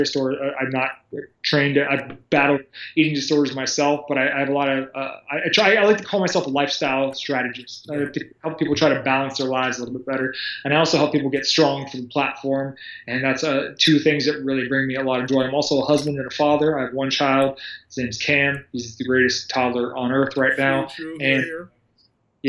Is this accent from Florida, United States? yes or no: yes; Sarasota, Florida, United States; also born or lived in Orlando / Tampa; I'm from Sarasota, Florida. I was born and raised in Florida, born and raised in this town.